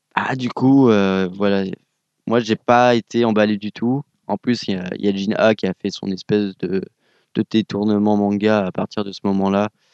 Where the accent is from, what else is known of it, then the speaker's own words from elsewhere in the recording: France; je suis français